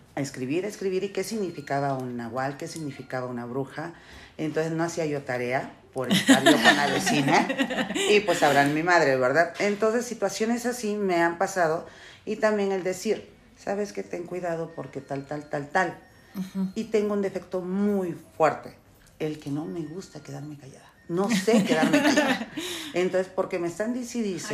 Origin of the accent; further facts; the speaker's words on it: El Salvador; Yo soy salvadoreña